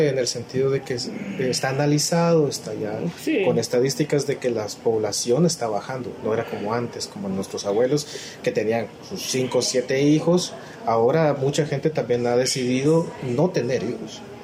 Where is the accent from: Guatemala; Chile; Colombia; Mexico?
Guatemala; como sociedad guatemalteca